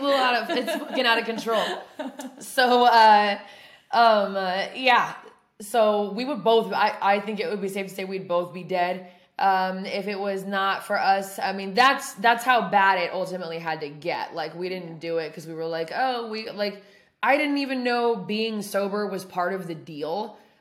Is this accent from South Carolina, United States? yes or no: no; Oregon, United States; moved away; my hometown, which is in Oregon